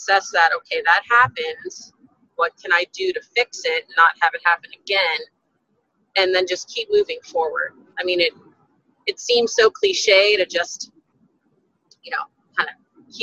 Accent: Texas, United States; my home center here in Texas, in front of my hometown, in front of my family

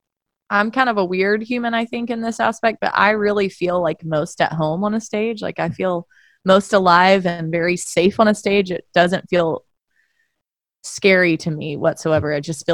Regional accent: Wilmington, North Carolina, United States; I grew up in Wilmington, North Carolina, on the beach

